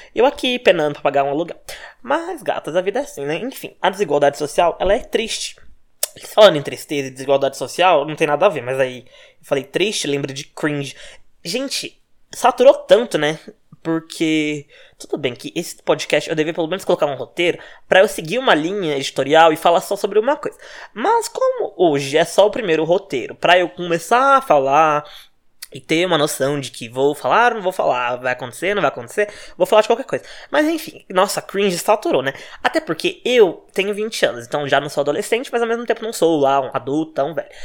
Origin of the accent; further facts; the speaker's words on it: Minas Gerais, Brazil; moved away as an adult; now in São Paulo, Brazil; eu nasci em Minas, morava em Minas, né? Mudei pra São Paulo fazem dois anos